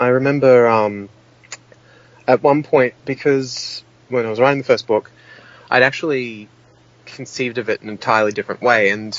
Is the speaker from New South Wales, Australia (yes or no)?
yes; Sydney, New South Wales, Australia; I remember being 6 years old and playing on a playground growing up in Sydney.